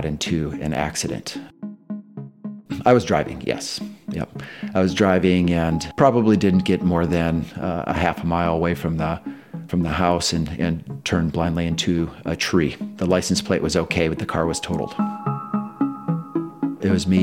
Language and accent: English; Waverly, Iowa, United States; I grew up in Waverly, Iowa